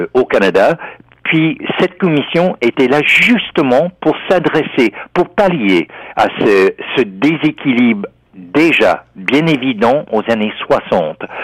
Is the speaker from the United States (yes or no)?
yes; United States; en tant qu'Américain